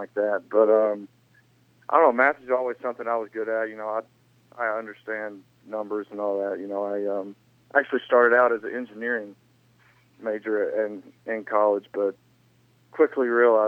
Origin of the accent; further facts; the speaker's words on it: the South, United States; growing up in the South and going up to Idaho